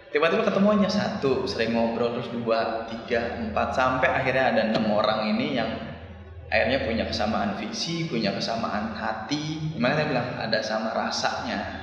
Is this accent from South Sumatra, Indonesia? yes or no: no; Bali, Indonesia; saya dari Bali